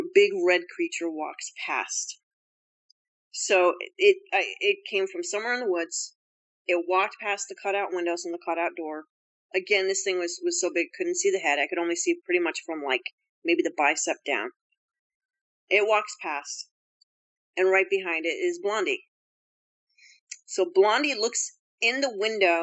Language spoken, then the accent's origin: English; Bennington, Vermont, United States; moved away; my hometown's Bennington, Vermont